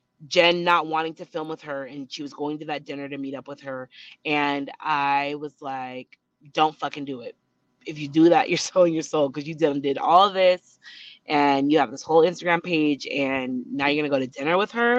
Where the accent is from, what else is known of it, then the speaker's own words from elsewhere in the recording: Utah, United States; I'm from Utah. I've worked in the celebrity space for a few years now.